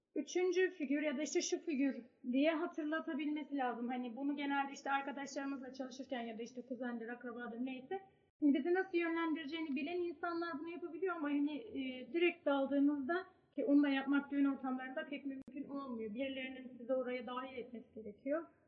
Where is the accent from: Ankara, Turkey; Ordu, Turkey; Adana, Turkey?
Ordu, Turkey; ben Orduluyum, Karadeniz'deyim.